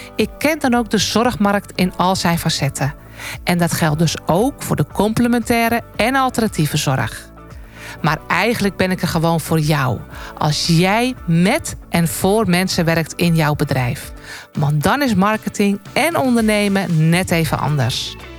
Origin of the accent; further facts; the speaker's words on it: North Holland, Netherlands; als echte Noord-Hollander